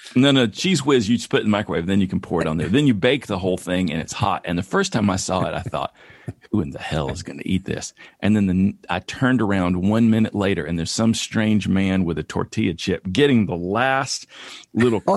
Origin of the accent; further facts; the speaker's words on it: East Tennessee, United States; moved away